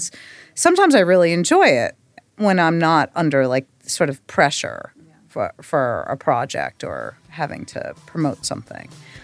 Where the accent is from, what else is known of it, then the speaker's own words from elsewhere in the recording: New York, United States; I was like, oh, I'm from Long Island.